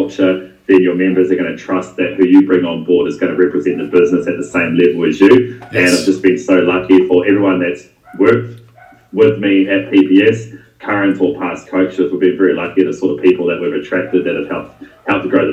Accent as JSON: {"language": "English", "town": "Te Kuiti", "region": "Waikato", "country": "New Zealand", "tie": "born or raised there", "accent": "Kiwi", "moved": "as an adult", "lives_now": "Perth, Australia", "said": "I'm from a small town, central North Island, and it's called Tekawiti"}